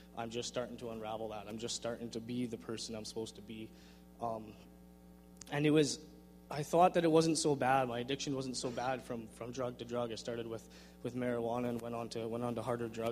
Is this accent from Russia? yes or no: no; Vernon, British Columbia, Canada; born or raised there; also born or lived in Langley, British Columbia